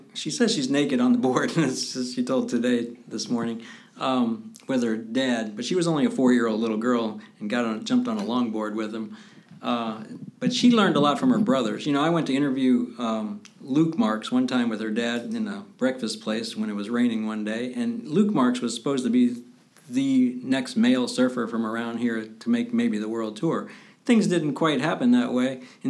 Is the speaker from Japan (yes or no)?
yes; Japan; born there; I was born in Japan, strangely enough.